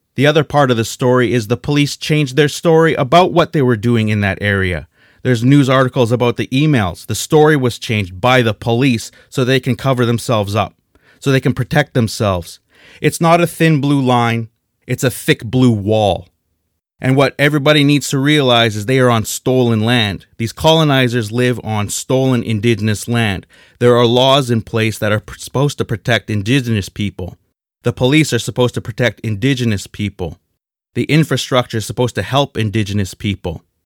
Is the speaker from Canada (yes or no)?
yes; Canada; we're Canadian